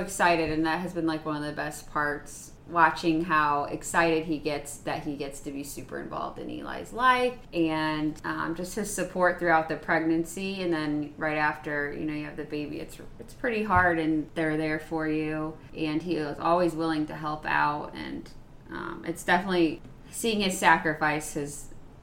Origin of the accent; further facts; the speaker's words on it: Middlebury, Indiana, United States; moved away as an adult; now in Florida, United States; I'm from Middlebury, Indiana, which is a small town in northern Indiana, really close to Michigan.